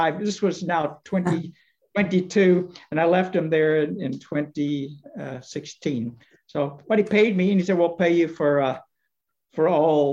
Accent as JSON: {"language": "English", "region": "Virginia", "country": "United States", "tie": "born or raised there", "moved": "yes", "said": "I was in my hometown in Virginia"}